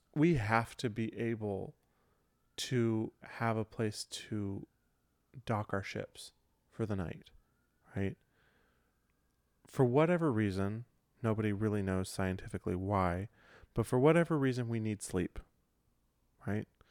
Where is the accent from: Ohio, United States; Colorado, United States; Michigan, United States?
Michigan, United States; moved away; my home, home where I grew up in Michigan